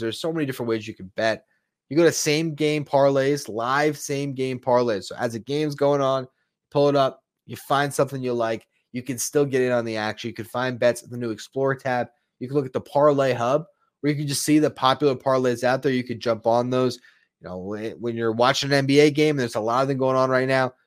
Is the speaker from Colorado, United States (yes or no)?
no; South Florida, United States; growing up in South Florida